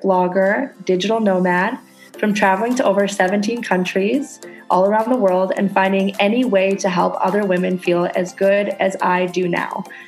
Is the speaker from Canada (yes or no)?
yes; Canada; now in Indonesia